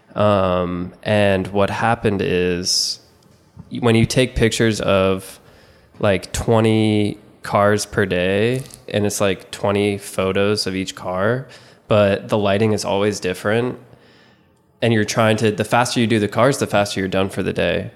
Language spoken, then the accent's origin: English; South Carolina, United States; also born or lived in New York; I was born in New York, we moved to South Carolina when I was in kindergarten, started playing soccer then.